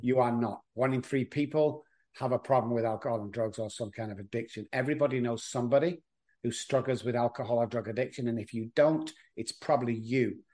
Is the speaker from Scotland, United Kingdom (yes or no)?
no; Manchester, North West England, United Kingdom; moved away as an adult; now in Texas, United States; I'm from Manchester, England